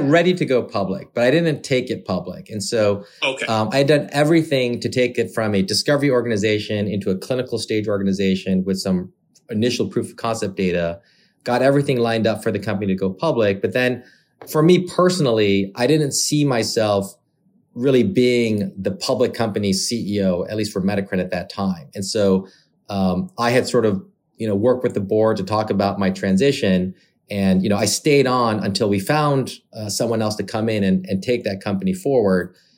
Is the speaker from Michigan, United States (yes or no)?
yes; Michigan, United States; moved away as an adult; also born or lived in Korea / Massachusetts / San Francisco; I was born in Michigan, so the good old Midwest